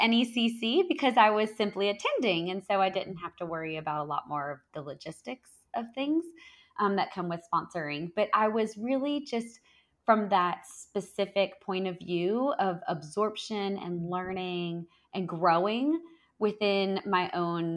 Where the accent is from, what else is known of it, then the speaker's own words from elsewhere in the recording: the South, United States; I'm from the South